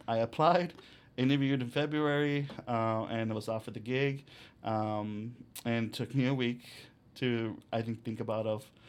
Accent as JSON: {"language": "English", "country": "United States", "tie": "born or raised there", "said": "I was born in the United States, but my parents are from Mexico and live in Mexico"}